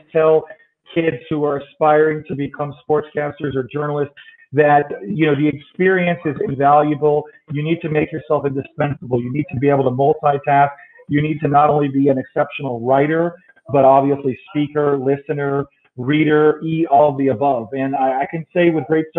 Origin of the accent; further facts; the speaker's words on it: El Paso, Texas, United States; also born or lived in Los Angeles, California / Chicago, Illinois; I was born in LA in 1970, lived there till I was 8 and then moved to El Paso